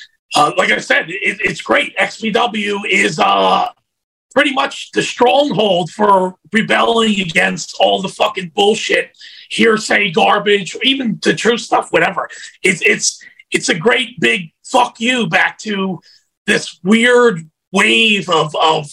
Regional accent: United States; we're both from Philadelphia, South Jersey, you know, huge ECW fucking area

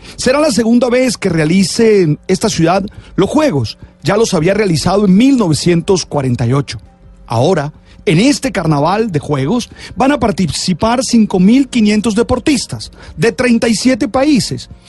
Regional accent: Santa Marta, Magdalena, Colombia; moved away; also born or lived in Barranquilla, Colombia; Yo soy un samarquillero. Nací en La Perla y allí recibí todos los rasgos de mi ser caribe. Y en Curramba viví como un cura feliz

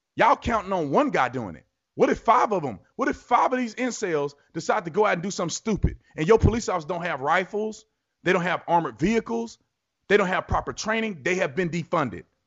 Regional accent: Texas, United States; I grew up in Texas.

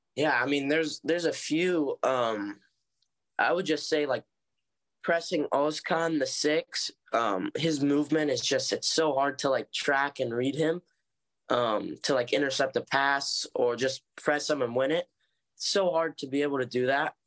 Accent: Oceanside / Cardiff by the Sea, San Diego, California, United States; grew up in Oceanside, um, until I was about eight years

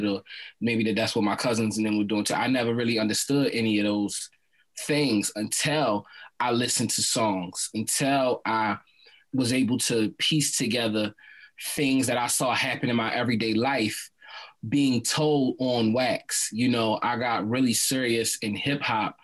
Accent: Baltimore, Maryland, United States; I'm raised and born in Baltimore City

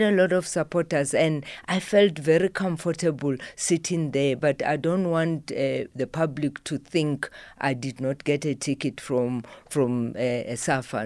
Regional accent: Mopani, Limpopo, South Africa; now in Johannesburg, South Africa; I live in Johannesburg. My home is in Mopani.

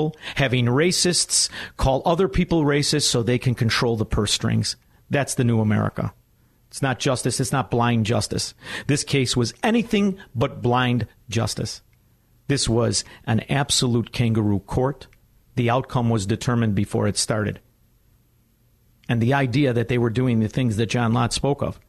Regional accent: Chicago, Illinois, United States; I'm from Chicago

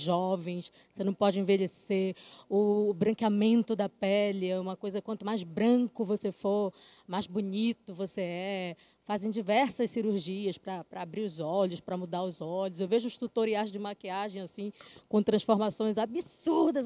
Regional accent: Brazil

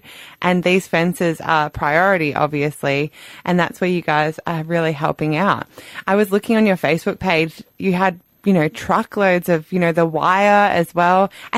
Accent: Corryong, Victoria, Australia; I'm from Corryong, so I'm seeing my friends who have farms

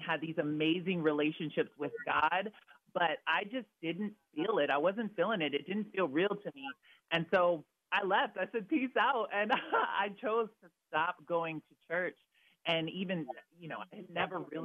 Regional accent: Vancouver, Washington, United States; also born or lived in Redlands, California; I was born in Redlands, California, but I ended up growing up in Vancouver, Washington.

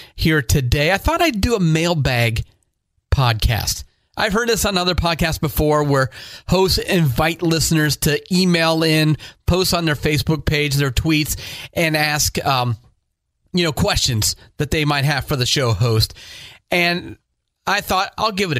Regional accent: Northeast Ohio, United States; I grew up in Northeast Ohio.

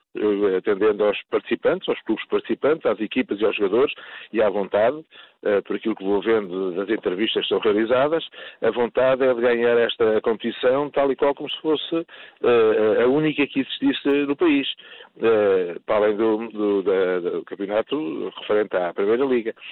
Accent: Portugal; Como português

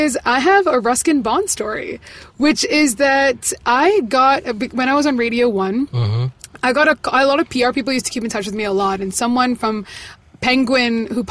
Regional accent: Tiruvalla, Kerala, India; moved away; I was in Kerala for 2 weeks in my hometown, Tiruvalla.

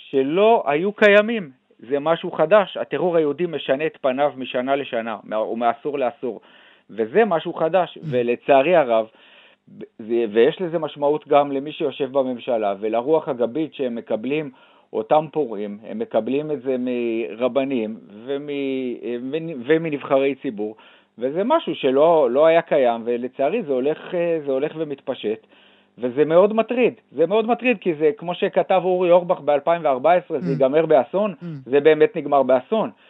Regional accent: Judea and Samaria, Israel; גדלתי ביישוב נורמלי שהוא היה בשומרון, הייתה אידיאולוגיה של ארץ ישראל השלמה

